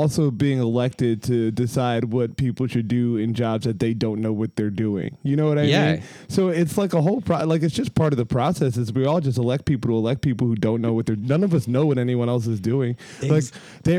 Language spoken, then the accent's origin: English; Pennsylvania, United States; we're from Pennsylvania